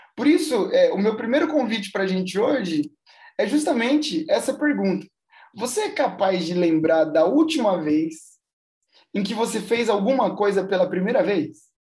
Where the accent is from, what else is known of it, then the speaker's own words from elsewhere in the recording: São Bernardo do Campo, São Paulo, Brazil; also born or lived in Santo André; eu nasci em Santo André, mas eu moro em São Bernardo a vida inteira